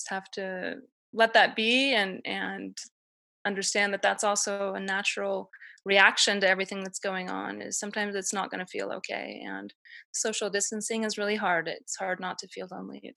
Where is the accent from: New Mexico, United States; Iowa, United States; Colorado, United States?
Colorado, United States; Denver; now in Utah, United States; I'm from Denver originally